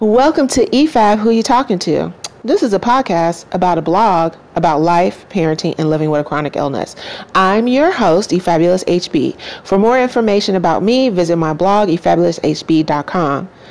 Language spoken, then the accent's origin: English; Chicago, Illinois, United States; now in Houston, United States; my hometown, which is Chicago, and my current town, my home, Houston, Texas